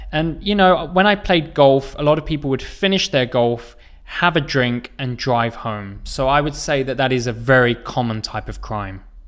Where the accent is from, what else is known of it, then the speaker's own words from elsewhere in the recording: England, United Kingdom; I am from England